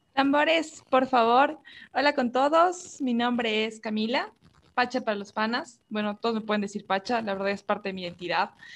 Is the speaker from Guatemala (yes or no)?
no; Ecuador; podemos sentirnos identificados como ecuatorianos